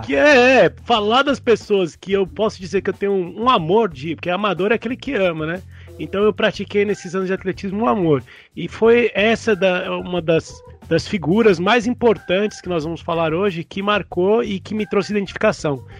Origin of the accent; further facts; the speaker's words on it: São Paulo, Brazil; eu sou paulistano